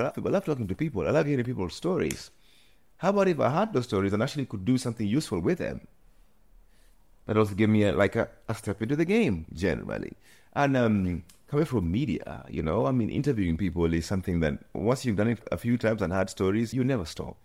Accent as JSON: {"language": "English", "country": "Kenya", "tie": "born or raised there", "also_born_or_lived": "Nairobi / United Kingdom", "moved": "as an adult", "lives_now": "Amsterdam, Netherlands", "said": "growing up in coast"}